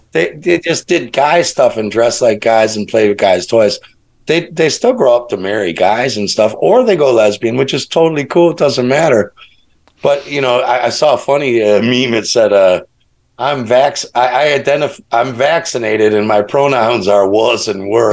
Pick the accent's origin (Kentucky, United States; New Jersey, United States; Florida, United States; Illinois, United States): Illinois, United States; Chicago; I grew up in Chicago, it's it's the Midwest.